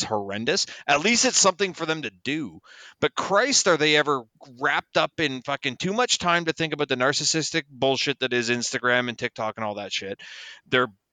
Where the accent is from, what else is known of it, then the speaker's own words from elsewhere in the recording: Toronto, Ontario, Canada; I grew up in Toronto